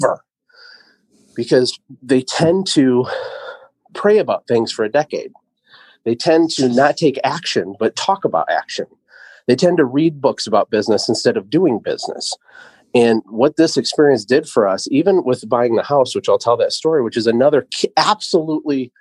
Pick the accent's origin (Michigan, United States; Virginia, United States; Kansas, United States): Michigan, United States; also born or lived in Costa Rica; I'm from Michigan